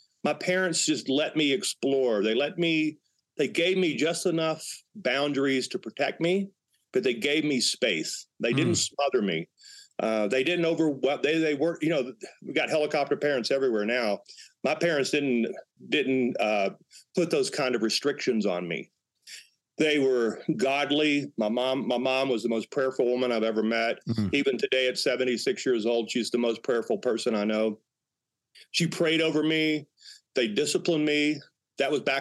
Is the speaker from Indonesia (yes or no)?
no; Northwest Louisiana, United States; now in Colorado, United States; growing up in Northwest Louisiana